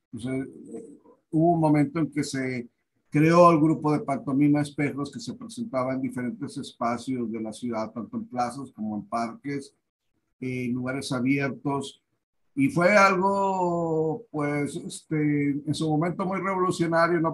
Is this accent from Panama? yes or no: no; Monterrey, Nuevo León, Mexico; moved away; yo soy de Monterrey, yo soy de la colonia Independencia